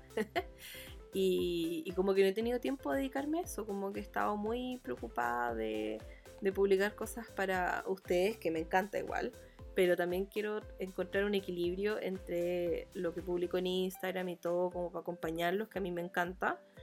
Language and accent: Spanish; Chile; accent: muy chileno; also born or lived in Providencia, Santiago; mi acento es muy chileno